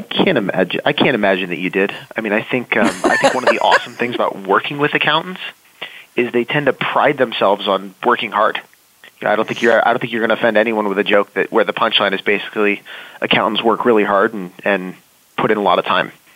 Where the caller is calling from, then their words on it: Los Angeles, California, United States; I am calling in from Los Angeles.